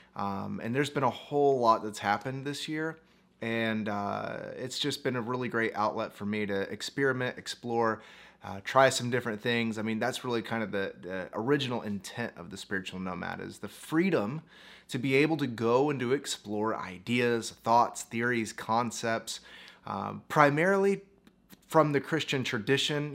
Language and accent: English; United States; I was born in the United States as a pastor's kid and grew up and became a minister